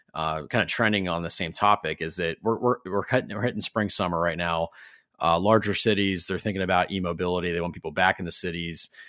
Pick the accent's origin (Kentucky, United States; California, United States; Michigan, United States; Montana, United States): Michigan, United States; Ferndale; In my hometown in Metro Detroit and Ferndale